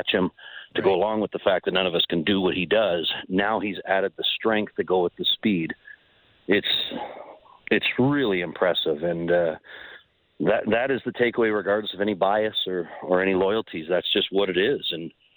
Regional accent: Ontario, Canada; now in Calgary, Canada; I'm from Ontario

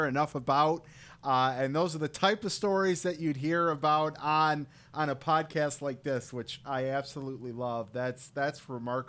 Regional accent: Michigan, United States; my home state of Michigan

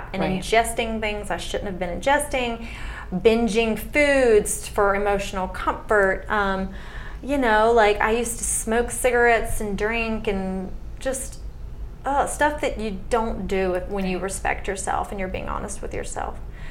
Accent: the South, United States; born and raised in the South

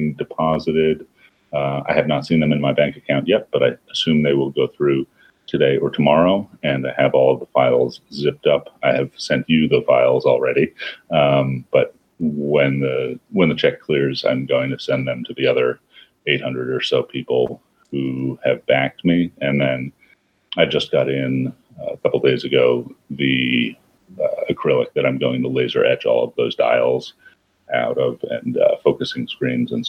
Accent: New York City, New York, United States; I grew up in New York. I thought I was a mountain adventurer, which meant that I used to collect backpacking gear and walk around the Bronx

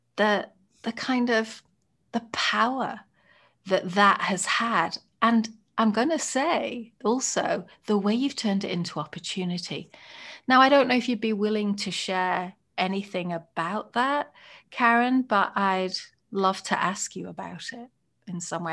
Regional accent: United Kingdom; moved away as an adult; now in United States; I'm a British white woman

